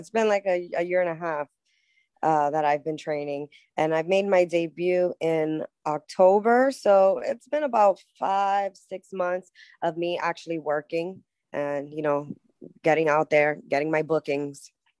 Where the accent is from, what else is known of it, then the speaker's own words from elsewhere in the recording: Queens, New York, United States; Yes, I am from Queens, New York, baby.